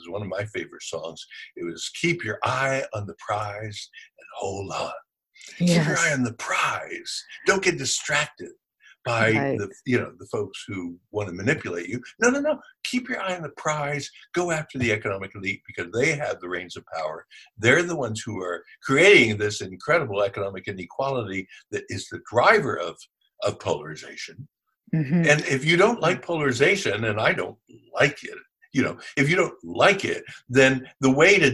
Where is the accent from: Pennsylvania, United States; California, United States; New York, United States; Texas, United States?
Pennsylvania, United States; Philadelphia; I'm from Philadelphia